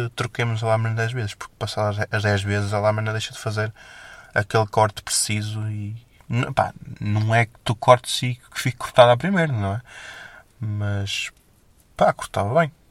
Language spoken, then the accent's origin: Portuguese; Felgueiras, Norte, Portugal; Eu há aqui freguesias da minha terra, em Felgueiras, que eu nunca lá fui.